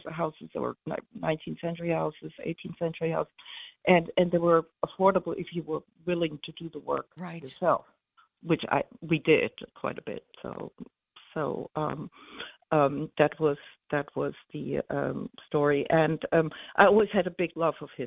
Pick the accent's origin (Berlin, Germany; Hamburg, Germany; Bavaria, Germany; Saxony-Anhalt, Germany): Bavaria, Germany; Munich; moved away as an adult; also born or lived in New York; now in Sag Harbor, United States; I was born and raised in Munich and a lot in the countryside in Bavaria